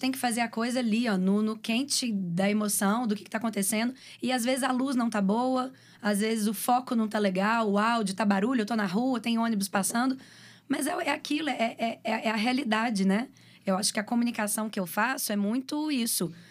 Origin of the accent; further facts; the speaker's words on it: Belo Horizonte, Minas Gerais, Brazil; moved away; also born or lived in Rio de Janeiro; Com BH de ter voltado